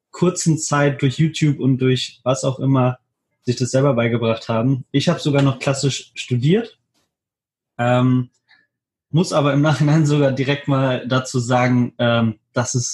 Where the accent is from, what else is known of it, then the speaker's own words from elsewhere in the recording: Hannover, Lower Saxony, Germany; ich bin 25 Jahre alt, ich komme aus Hannover